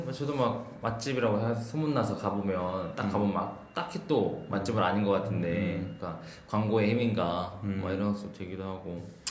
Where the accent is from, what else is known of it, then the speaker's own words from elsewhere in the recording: South Korea; 한국에서 나고 자랐기 때문에